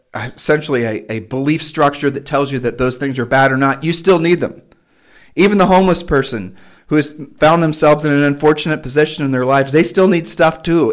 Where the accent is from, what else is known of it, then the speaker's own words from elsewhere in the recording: United States; It's part of the way I was raised when I was raised in America